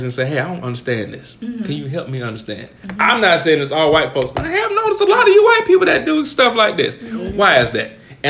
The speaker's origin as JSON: {"language": "English", "region": "the South", "country": "United States", "said": "I'm from the South."}